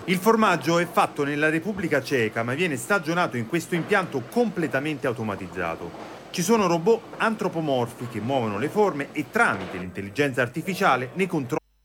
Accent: Bassa Milanese, Lombardy, Italy; moved away; Al mio paese di origine, diciamo della bassa milanese

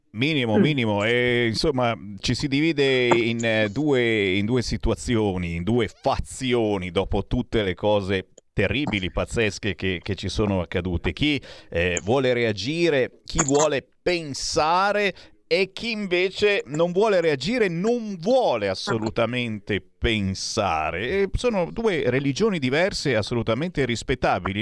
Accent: Cassano Magnago, Lombardy, Italy; io sono di Cassano Magnago

